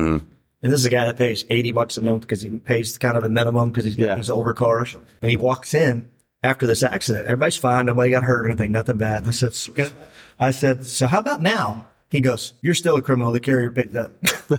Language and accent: English; Garland, Texas, United States; I grew up pretty much in Texas. My dad was in the Air Force, but I got there when I was six. So I mean, and I'm a Texan, and I'm still Garland, just outside of Dallas.